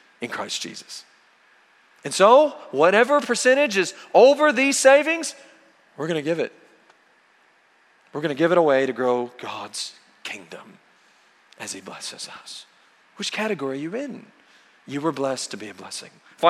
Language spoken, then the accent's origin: English; Oklahoma, United States; where I grew up in Oklahoma